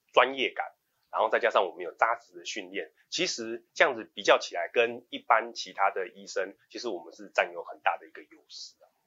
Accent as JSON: {"language": "Chinese", "country": "Taiwan", "said": "我们都是台湾人"}